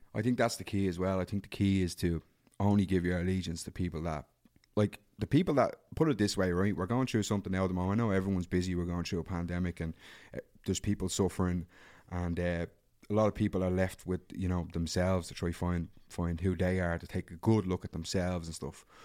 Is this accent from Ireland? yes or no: yes; Dublin, Leinster, Ireland; I grew up in Darndale